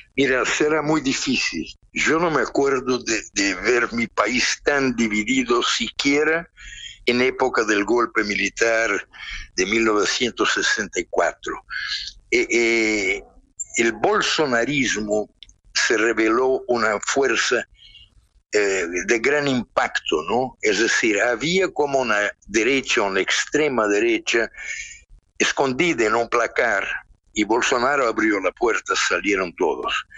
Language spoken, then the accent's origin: Spanish; Brazil